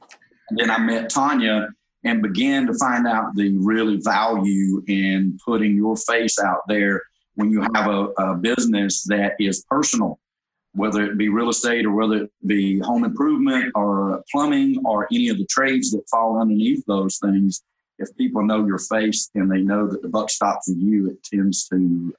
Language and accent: English; North Georgia, United States; I grew up in North Georgia, about 45 minutes north of the downtown Atlanta area.